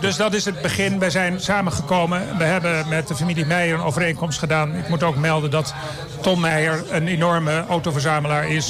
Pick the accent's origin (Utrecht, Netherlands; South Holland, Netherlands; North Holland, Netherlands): North Holland, Netherlands; Het Gooi; ik kom uit het Gooi